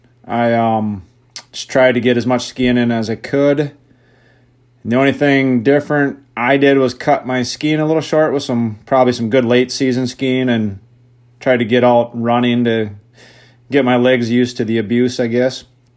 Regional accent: Wisconsin, United States; I am from Chautauqua, Wisconsin, which is about an hour south of Hayward, long ways west of Boston.

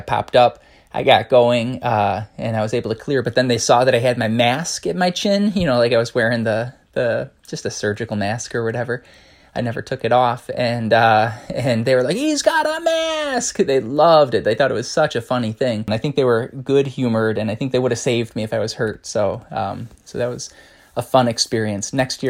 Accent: Chicago, Illinois, United States; I'm from Chicago. I'm definitely more of a runner than a skier, but I grew up on skis. I grew up in the kind of forest preserves surrounding Chicagoland

